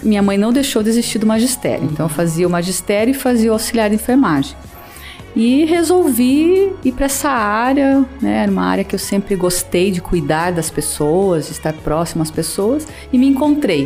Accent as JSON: {"language": "Portuguese", "town": "União da Vitória", "region": "Paraná", "country": "Brazil", "tie": "born or raised there", "said": "eu nasci em União da Vitória, né, no sul do estado do Paraná"}